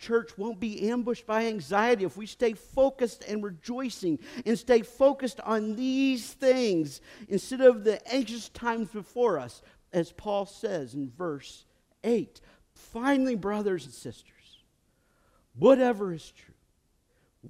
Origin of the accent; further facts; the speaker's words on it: United States; I come from Woodford County. That's how I pronounce it